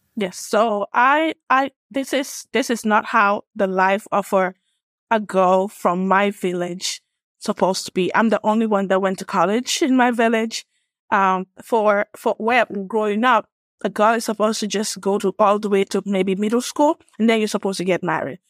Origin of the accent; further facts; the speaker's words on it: Gambia; moved away as an adult; also born or lived in Illinois / Atlanta, Georgia; now in United States; I'm from West Africa, a small country called the Gambia, West Coast